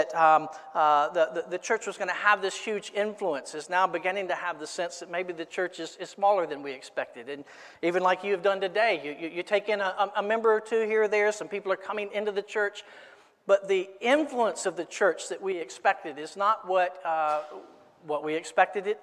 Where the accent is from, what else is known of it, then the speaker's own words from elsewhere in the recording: Florence, South Carolina, United States; I grew up in Florence